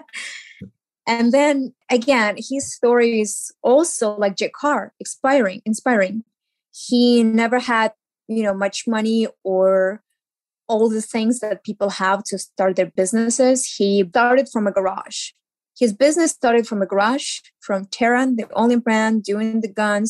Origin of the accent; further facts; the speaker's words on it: Ukraine; English is a second language; moved away as an adult; now in Los Angeles, United States; I moved from Ukraine